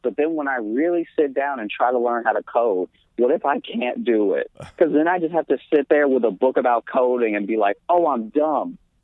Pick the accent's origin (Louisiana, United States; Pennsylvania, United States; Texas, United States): Louisiana, United States; moved away as an adult; also born or lived in Chicago; now in New York, United States; I grew up in Louisiana. That's where I was born.